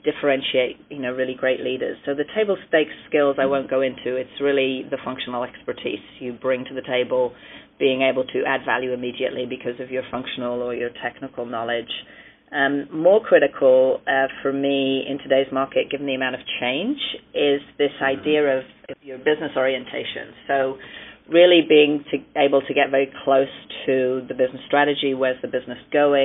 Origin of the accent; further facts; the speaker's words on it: United Kingdom; I'm British of origin.